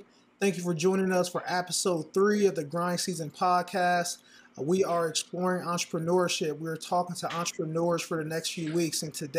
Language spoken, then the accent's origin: English; Columbus, Ohio, United States; born or raised there